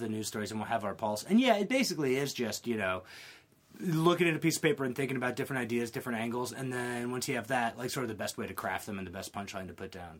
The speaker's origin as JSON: {"language": "English", "town": "Columbia", "region": "South Carolina", "country": "United States", "tie": "born or raised there", "said": "I'm from Columbia, South Carolina, which okay. is the capital, right in the center of the state. That's where I grew up"}